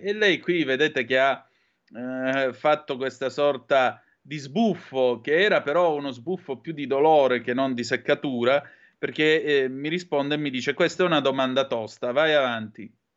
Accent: Southern Italy, Italy; accent: southern Italian dialect; my slang from the southern part of Italy

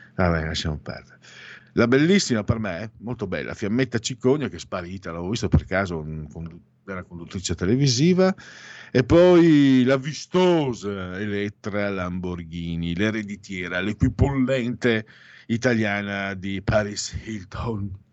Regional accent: Veneto, Italy; accent: Venetian; noi veneti

